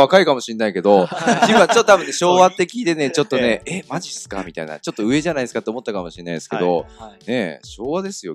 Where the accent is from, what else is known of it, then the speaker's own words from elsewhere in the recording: Yokohama, Kanagawa, Japan; 横浜生まれで、えー、横浜育ち。